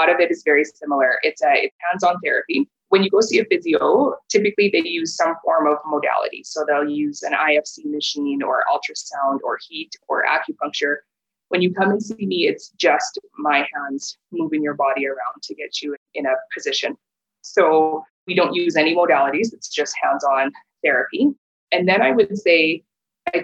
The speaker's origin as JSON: {"language": "English", "town": "Regina", "region": "Saskatchewan", "country": "Canada", "tie": "born or raised there", "moved": "as an adult", "lives_now": "Calgary, Canada", "said": "I was born and raised in Regina"}